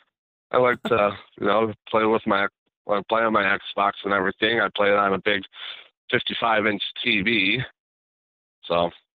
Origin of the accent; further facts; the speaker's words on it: Illinois, United States; I'm from Illinois.